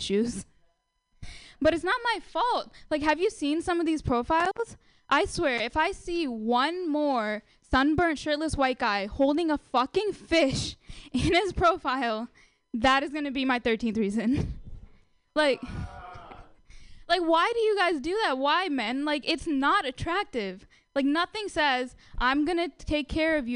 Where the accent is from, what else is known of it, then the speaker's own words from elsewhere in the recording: India; now in United States; I'm Indian.